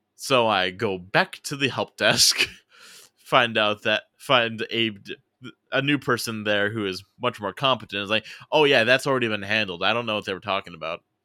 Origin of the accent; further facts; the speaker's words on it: United States; a different city that's actually closer to my hometown